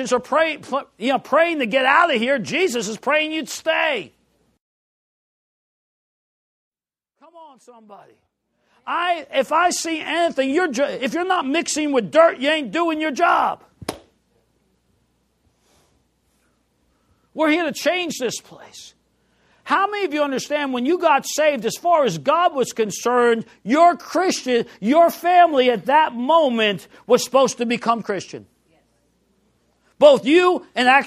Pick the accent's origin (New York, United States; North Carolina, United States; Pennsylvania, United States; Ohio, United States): New York, United States; New York City; I grew up in New York City